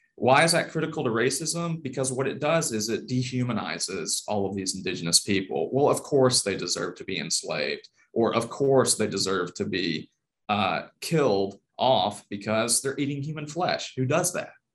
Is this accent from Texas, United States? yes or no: no; Jackson, Mississippi, United States; I'm originally from the South, uh, born in Jackson, Mississippi, and grew up there